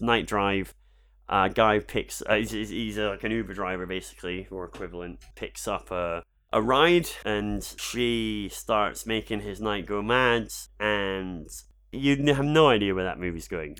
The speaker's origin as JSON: {"language": "English", "region": "Scotland", "country": "United Kingdom", "said": "I'm Scottish."}